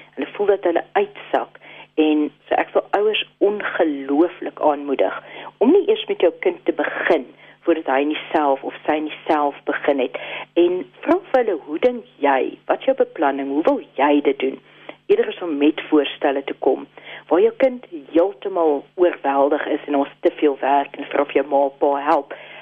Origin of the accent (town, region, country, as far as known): South Africa